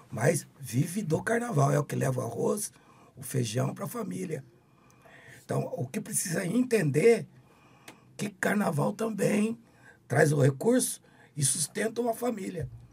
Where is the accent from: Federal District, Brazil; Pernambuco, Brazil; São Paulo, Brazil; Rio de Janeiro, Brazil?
São Paulo, Brazil; Campinas; eu sou nascido e criado em Campinas